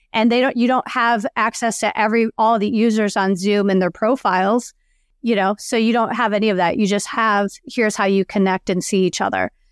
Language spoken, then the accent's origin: English; outside of Chicago, Illinois, United States; moved away; I grew up outside of Chicago